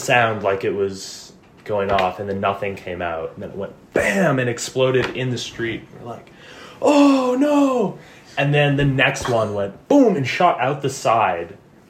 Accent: Lander, Wyoming, United States; growing up in Lander, but it was good. Good place to grow up.

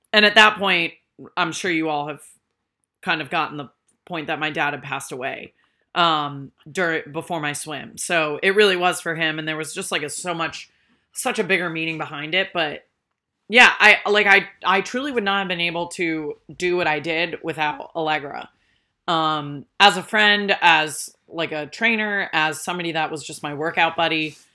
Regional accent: Rhode Island, United States; I grew up in Rhode Island

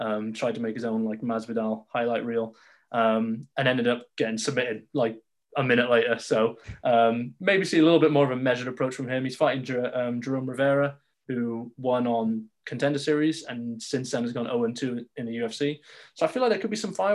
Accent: United Kingdom; I'm a Brit

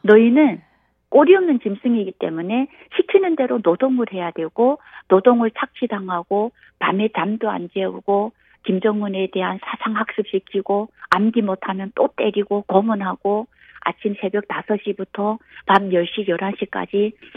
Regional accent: North Korea; now in South Korea; 저는 어, 북한에서 태어나서 대한민국에 오니까요.

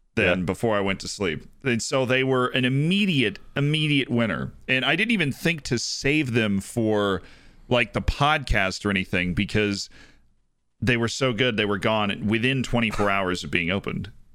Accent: United States; as an American sports fan

